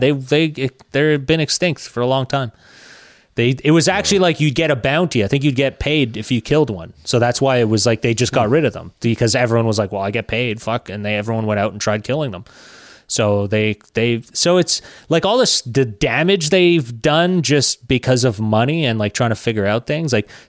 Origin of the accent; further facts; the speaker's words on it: Quebec, Canada; I'm from Quebec.